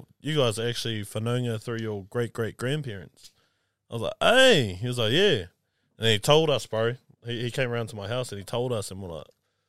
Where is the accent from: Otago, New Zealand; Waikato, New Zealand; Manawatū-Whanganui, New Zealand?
Waikato, New Zealand; Otorohanga; moved away; we're both from Otorohanga.